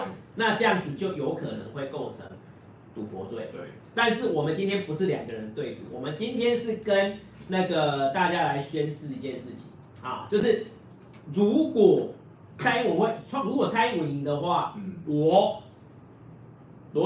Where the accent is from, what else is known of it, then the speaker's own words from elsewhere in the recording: Taiwan; 我们台湾人都喜欢吃鸡排。